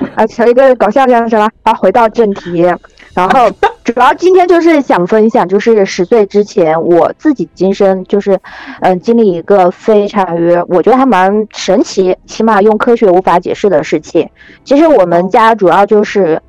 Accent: Huangshan, Anhui, China; 黄山的，对 黄山的

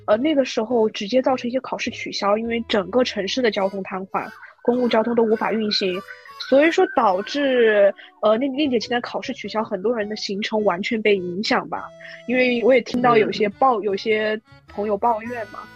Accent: Hubei, China; 实际上我老家是湖北的啊。呃，我湖北的话，我是长江边上长大的

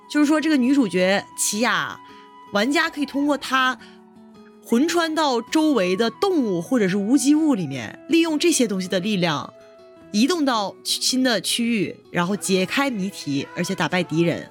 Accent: China; 比如我们中国人说英语的时候，有的时候的发音

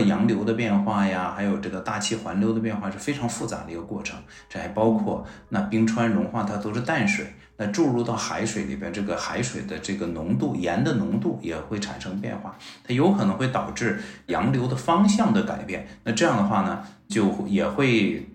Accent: Harbin, Heilongjiang, China; now in Beijing, China; 我本身是东北人啊，我哈尔滨人，那我们哈尔滨

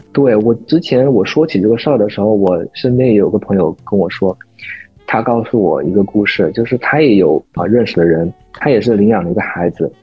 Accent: China; 我们中国人

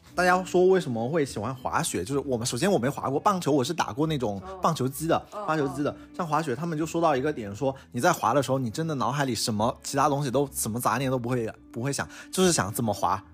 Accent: southern China, China; moved away; 虽然我是个南方人

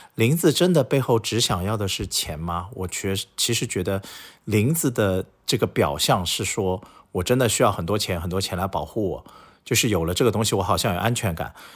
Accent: Shanghai, China; 作为一个土生土长的上海人

